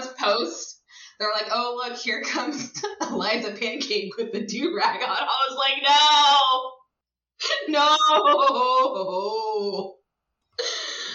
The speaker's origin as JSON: {"language": "English", "region": "California", "country": "United States", "tie": "born or raised there", "said": "I grew up in California"}